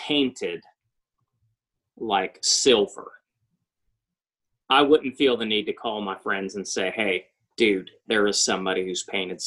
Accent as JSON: {"language": "English", "town": "Troy", "region": "Ohio", "country": "United States", "tie": "born or raised there", "said": "my hometown of Troy"}